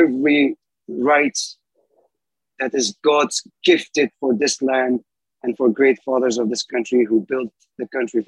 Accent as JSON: {"language": "English", "country": "Afghanistan", "moved": "as an adult", "lives_now": "United States"}